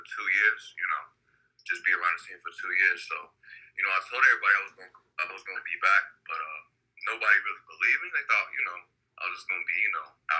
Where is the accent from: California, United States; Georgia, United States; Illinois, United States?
Illinois, United States; Chicago; I'm from Chicago.